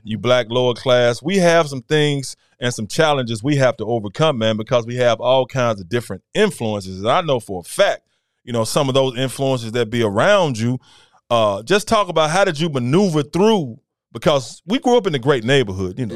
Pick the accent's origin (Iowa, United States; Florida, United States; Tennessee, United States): Tennessee, United States; Memphis; we grew up together, you know. We, it's our neighborhood